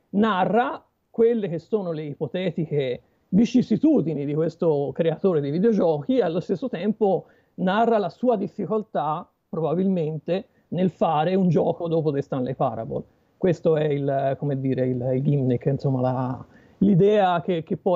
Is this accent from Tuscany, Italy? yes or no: yes; Pistoia, Tuscany, Italy; Eh, Pistoia.